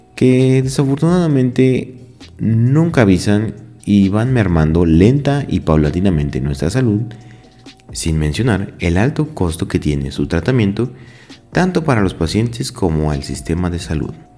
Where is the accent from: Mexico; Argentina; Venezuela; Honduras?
Mexico; nosotros como mexicanos